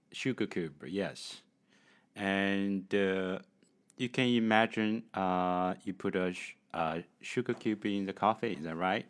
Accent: China; English is a second language; from China.

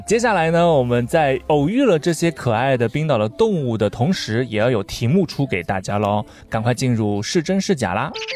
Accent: China; 我们中国人到哪儿都要喝热水的吗？

